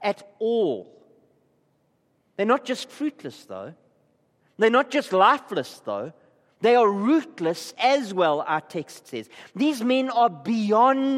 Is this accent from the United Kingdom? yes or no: no; Gqeberha, Eastern Cape, South Africa; I come from Klabecha.